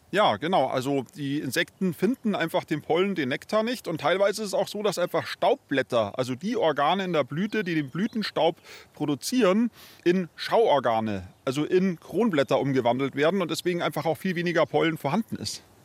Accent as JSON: {"language": "German", "town": "Munich", "region": "Bavaria", "country": "Germany", "said": "bei uns in München oder bei uns in Bayern"}